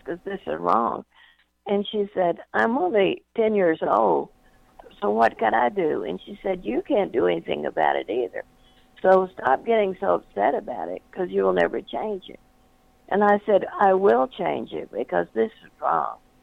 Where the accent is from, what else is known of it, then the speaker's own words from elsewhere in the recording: North Louisiana, United States; I grew up in North Louisiana uh, during uh, the Depression